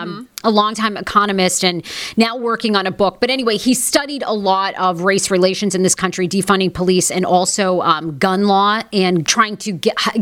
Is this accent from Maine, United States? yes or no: yes; Maine, United States; I grew up in Maine